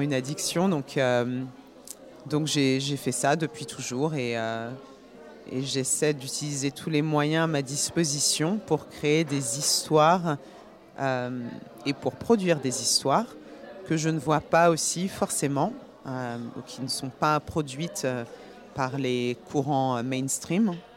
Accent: Paris, Île-de-France, France; now in New York, United States; je, vis à New York, mais je suis née à Paris. Je suis d'origine guinéenne et bourguignonne.

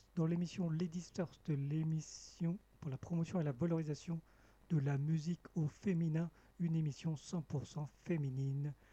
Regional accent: Cambodia; moved away; mon pays natal, le Cambodge

